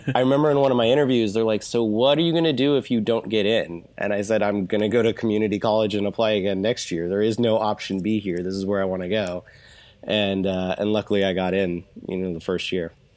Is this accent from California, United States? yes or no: yes; Orange County, California, United States; I moved out here to Orange County, California when I was about one